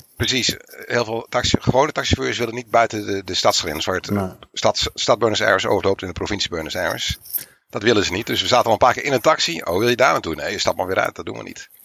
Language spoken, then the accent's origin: Dutch; Netherlands; Dus wij zeggen uit Nederland